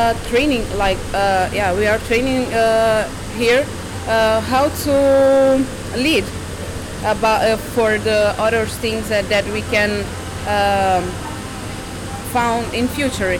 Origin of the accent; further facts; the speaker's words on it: Cape Verde; I am from Cabo Verde